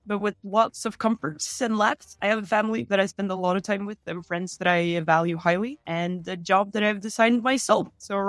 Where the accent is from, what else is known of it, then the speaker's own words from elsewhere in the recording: Oslo, Norway; Oslo, Norway.